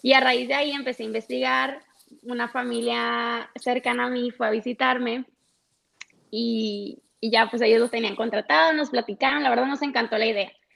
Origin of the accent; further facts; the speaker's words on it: Los Mochis, Sinaloa, Mexico; soy de los Mochis